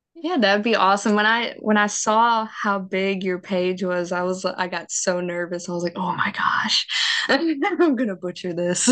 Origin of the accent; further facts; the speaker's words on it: Mississippi, United States; accent: southern; I was raised Baptist. I'm from the South. Mississippi is very much Baptist